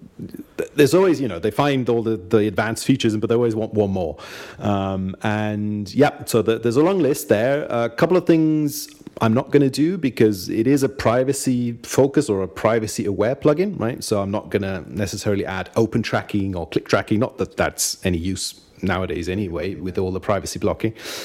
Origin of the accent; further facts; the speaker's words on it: Austria; also born or lived in Munich, Germany; I'm half British and half German, actually, not Austrian. But I grew up in Austria